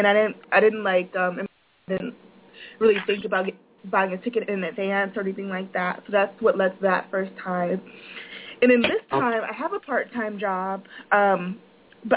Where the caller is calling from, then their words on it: Florida, United States; I'm calling from Florida